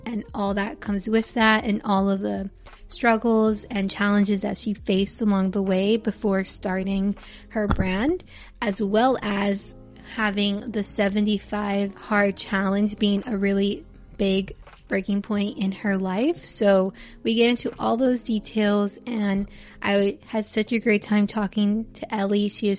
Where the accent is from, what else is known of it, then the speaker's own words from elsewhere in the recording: Miami, Florida, United States; I'm also Cuban, but I was born in Miami, but my family all came from Cuba and here